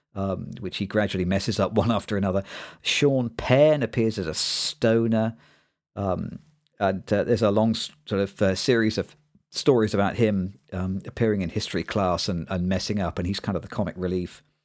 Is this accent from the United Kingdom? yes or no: yes; East Midlands, United Kingdom; bit of a nerdy kid growing up in the East Midlands in the U K